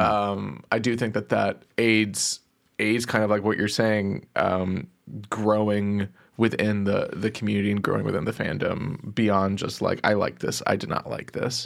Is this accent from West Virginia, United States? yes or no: no; Plano, Texas, United States; I grew up in Plano, Texas